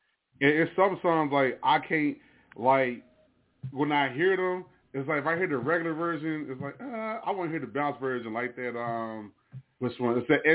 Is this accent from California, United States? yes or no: no; New Jersey, United States; moved away; because I'm originally from Jersey.